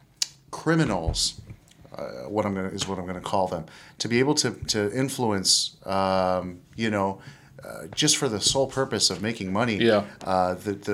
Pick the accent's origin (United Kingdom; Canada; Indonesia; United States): Canada; I'm Canadian